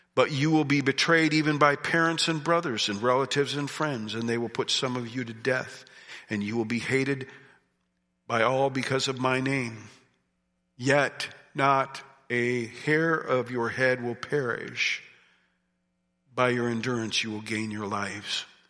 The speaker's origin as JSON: {"language": "English", "country": "United States", "tie": "born or raised there", "said": "I grew up in Amish country"}